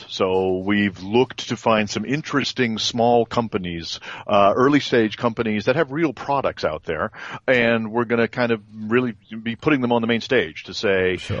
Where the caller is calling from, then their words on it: France; Today I'm in France.